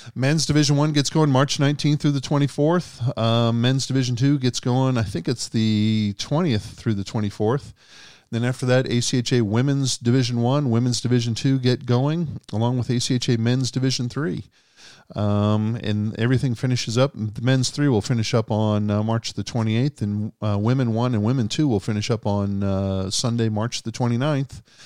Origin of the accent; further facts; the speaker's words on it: Boston, Massachusetts, United States; when I was a kid, uh, growing up in Boston